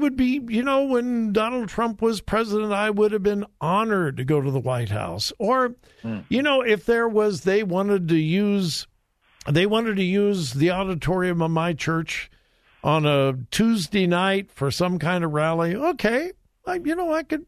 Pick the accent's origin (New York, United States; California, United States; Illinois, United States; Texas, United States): California, United States; I'm from California. That's the way. That's the way we talk in California